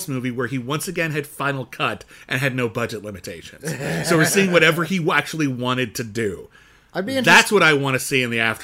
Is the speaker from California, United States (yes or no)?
yes; Pasadena, California, United States; I grew up in Pasadena, California